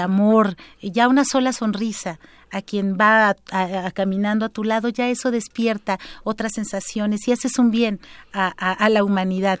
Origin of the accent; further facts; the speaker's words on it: Oaxaca, Mexico; en mi tierra natal, Oaxaca